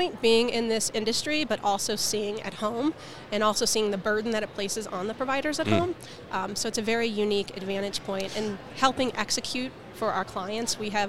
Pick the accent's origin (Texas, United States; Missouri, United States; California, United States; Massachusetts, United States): Missouri, United States; St. Louis; St. Louis.